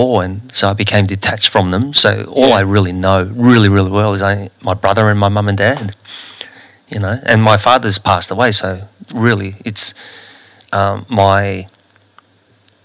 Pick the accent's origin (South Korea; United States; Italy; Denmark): South Korea; Seoul; now in Australia; when we were growing up in Korea